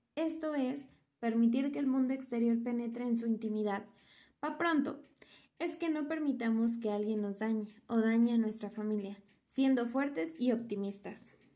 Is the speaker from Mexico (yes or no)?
yes; Mexico; Somos mexicanos por nacionalidad, somos mexicanos por historia